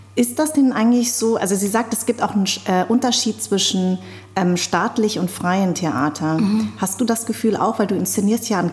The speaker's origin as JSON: {"language": "German", "town": "Darmstadt", "region": "Hesse", "country": "Germany", "tie": "born or raised there"}